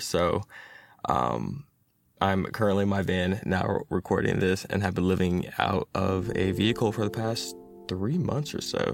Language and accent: English; Atlanta, Georgia, United States; I am a software engineer who's been born and raised in Atlanta